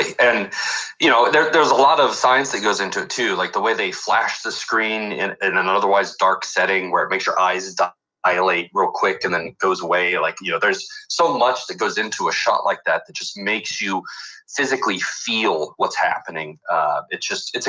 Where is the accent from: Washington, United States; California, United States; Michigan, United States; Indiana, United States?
California, United States; Selma; I was in Central California and in the raisin capital of the world, Selma.